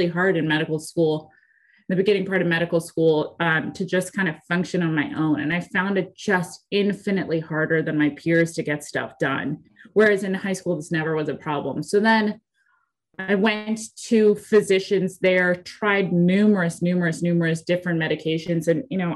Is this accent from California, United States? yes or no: yes; Santa Barbara, California, United States; moved away as an adult; also born or lived in Phoenix; now in Kansas City, United States; I was born and raised in Santa Barbara, California.